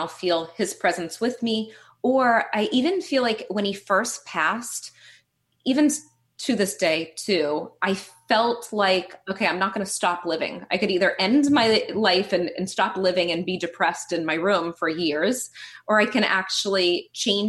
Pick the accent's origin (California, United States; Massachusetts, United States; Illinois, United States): Massachusetts, United States; Boston; moved away as an adult; also born or lived in Tampa, Florida; I'm from Boston, grew up Catholic, and then moved down to Tampa, Florida to go to school for teaching